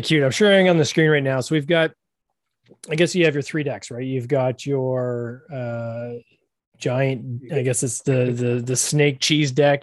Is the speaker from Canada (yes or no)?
yes; Canada; We're both Canadian